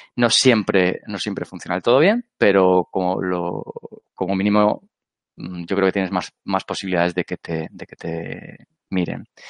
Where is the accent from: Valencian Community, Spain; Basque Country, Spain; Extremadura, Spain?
Valencian Community, Spain; Alicante; yo soy de Alicante